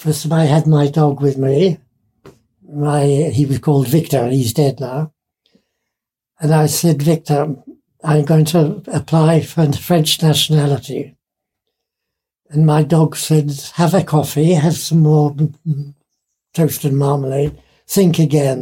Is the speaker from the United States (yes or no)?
no; Isle of Man; now in France; In fact, I'm not English because I'm Manx. The Isle of Man.